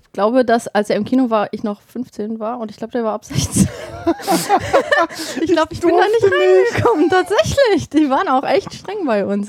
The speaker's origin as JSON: {"language": "German", "town": "Bottrop", "region": "North Rhine-Westphalia", "country": "Germany", "moved": "yes", "said": "bei uns in Bottrop damals"}